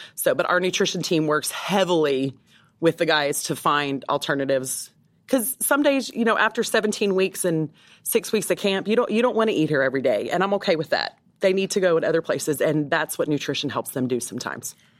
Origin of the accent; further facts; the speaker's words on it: Texas, United States; moved away as an adult; now in Tampa, United States; I grew up in Texas and so I'm very familiar with cattle